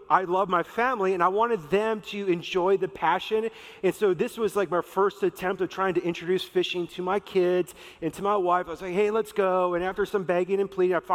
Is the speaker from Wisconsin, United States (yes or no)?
yes; Wisconsin, United States; moved away; also born or lived in Minnesota; growing up in Wisconsin, the fishing that we would do was for bullheads